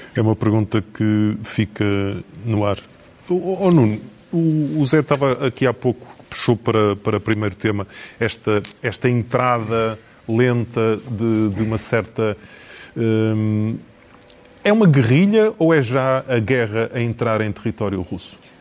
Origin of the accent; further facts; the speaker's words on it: the North, Norte, Portugal; nós os dois que somos do Norte